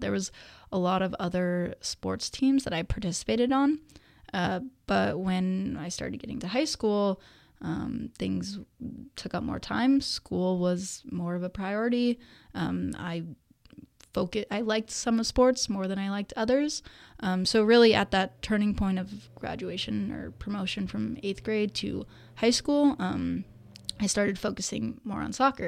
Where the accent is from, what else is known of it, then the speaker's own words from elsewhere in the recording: Danville, California, United States; I grew up in Danville of the East Bay. Um, was there my entire childhood up until high school